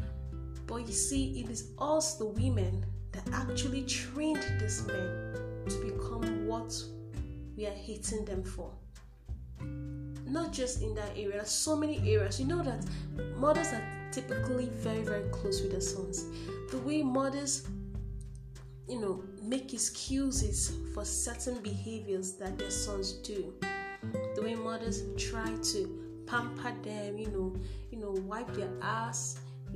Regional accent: Nigeria; I'm in Nigeria, to be precise, I'm a Nigerian.

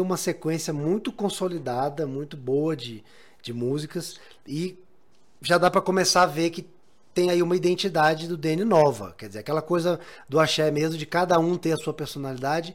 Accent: Brazil; a gente brasileiro

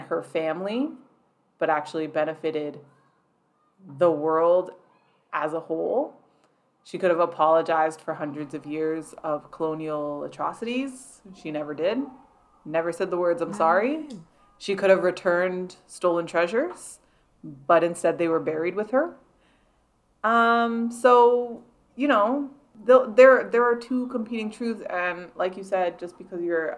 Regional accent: Canada; being Canadian

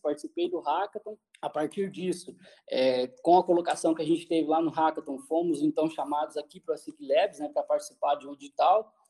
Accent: Cascavel, Paraná, Brazil; also born or lived in Assis Chateaubriand (uncertain ASR); sou de Cascavel

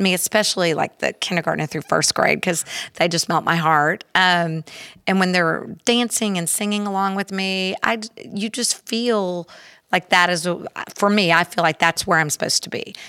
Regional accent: Houston, Texas, United States; also born or lived in Klein area; I grew up in Spring Branch, in, in Houston

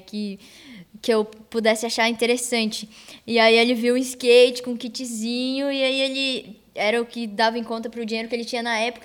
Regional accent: Florianópolis, Santa Catarina, Brazil; E aí na minha escola, lá no meu bairro, na Lagoa da, Conte... Lagoa da Conceição

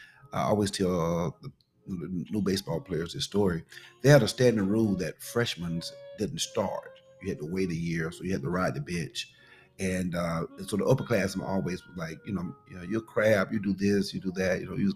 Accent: Pelham, Georgia, United States; Pelham, Georgia.

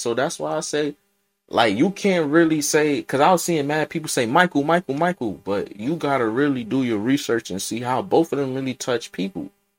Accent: Jamaica; I'm Jamaican, so of course we grew up knowing … was a activist.

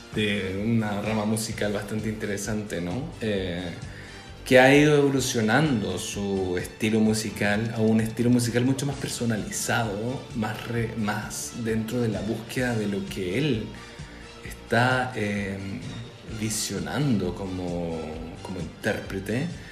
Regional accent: Chile; como chilenos

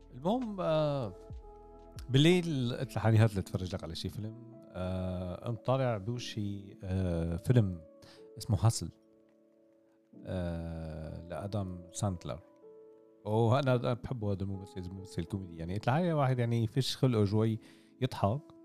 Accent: Damascus, Damascus Governorate, Syria; عندنا بالشام

